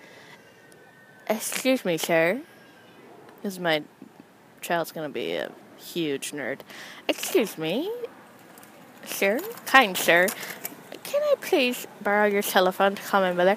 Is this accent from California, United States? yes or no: yes; San Jose, California, United States; also born or lived in Los Angeles, California; now in New York, United States; I grew up in San Jose, California